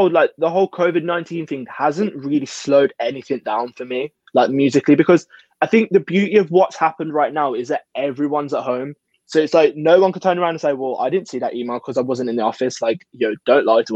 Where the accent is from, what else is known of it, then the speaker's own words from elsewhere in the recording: Birmingham, West Midlands, United Kingdom; Birmingham is obviously my hometown